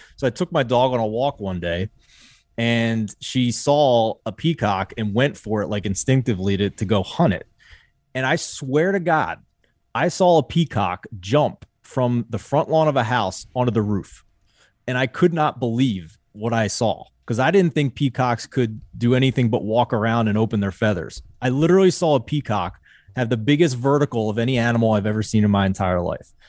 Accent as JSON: {"language": "English", "town": "Philadelphia", "region": "Pennsylvania", "country": "United States", "also_born_or_lived": "Syracuse", "said": "I am from Philadelphia, but I also went to Syracuse"}